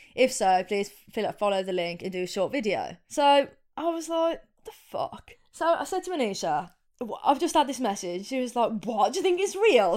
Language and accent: English; Coven, West Midlands, United Kingdom; also born or lived in Wolverhampton; I grew up in, Br-, in Coven, which is a little village just on the outskirts of Wolverhampton